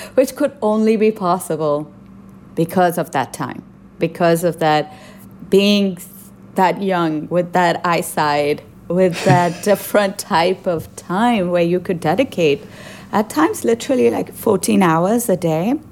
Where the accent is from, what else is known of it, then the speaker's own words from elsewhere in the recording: Pakistan; moved away; as a visual artist growing up in Pakistan